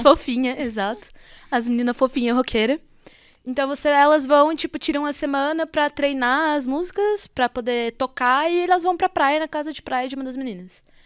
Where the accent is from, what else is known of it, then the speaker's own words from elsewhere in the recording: Brazil; a gente é brasileiro